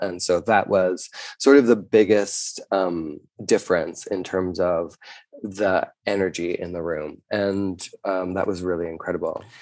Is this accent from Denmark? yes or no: no; Canada; being a Canadian